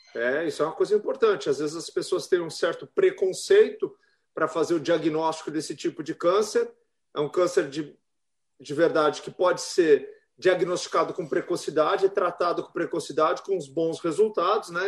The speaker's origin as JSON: {"language": "Portuguese", "region": "São Paulo", "country": "Brazil", "moved": "yes", "lives_now": "Florianópolis, Brazil", "said": "eu sou de São Paulo também, é, apesar que eu já vivo aqui há muitos milênios, então já sou uhum. catarinense"}